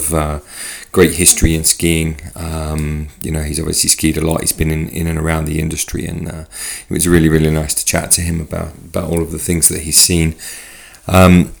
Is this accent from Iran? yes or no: no; United Kingdom; now in Switzerland; I'm British